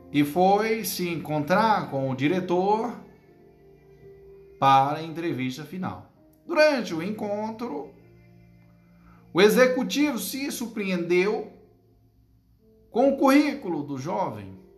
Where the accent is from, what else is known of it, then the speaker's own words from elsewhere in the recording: Northeast Region, Brazil; É como diz o nordestino, né? Eu, que sou nordestino com maior orgulho, né?